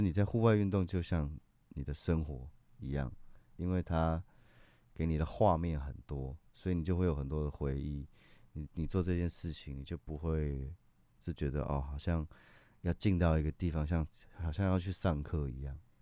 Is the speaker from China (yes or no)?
no; Taiwan; 我有一半台湾族的血统嗯。，所以我从小就在部落长大